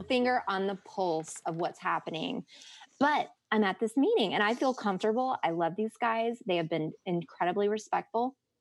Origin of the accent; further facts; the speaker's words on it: the South, United States; growing up in the South